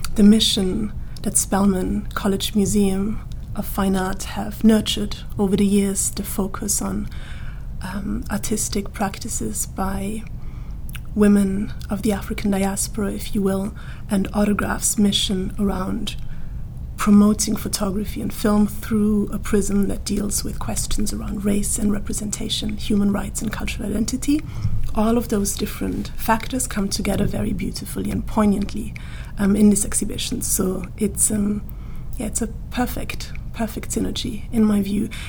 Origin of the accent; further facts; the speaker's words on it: Austria; moved away as an adult; now in United Kingdom; I grew up in the Austrian mountains, literally.